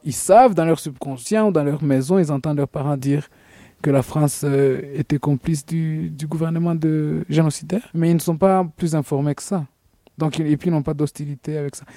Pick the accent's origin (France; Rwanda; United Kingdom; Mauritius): Rwanda; on est rwandais